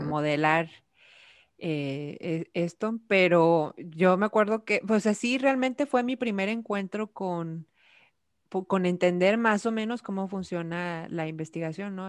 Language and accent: Spanish; Nuevo León, Mexico; soy de aquí de Nuevo León